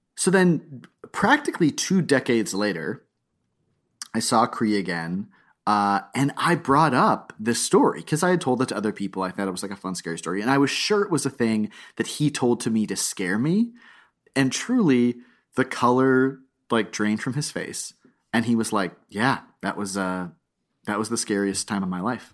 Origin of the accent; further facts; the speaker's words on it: South Florida, United States; I'm from South Florida